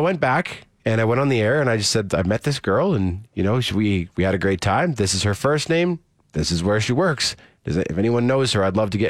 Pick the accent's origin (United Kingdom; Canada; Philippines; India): Canada; Saskatoon, Saskatchewan; now in Calgary, Canada; my hometown of Saskatoon.